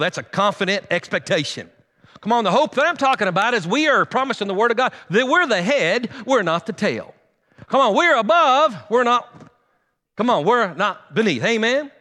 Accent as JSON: {"language": "English", "town": "Guymon", "region": "Oklahoma", "country": "United States", "tie": "born or raised there", "also_born_or_lived": "Enid, Oklahoma", "moved": "as an adult", "said": "we grew up here in Guymon"}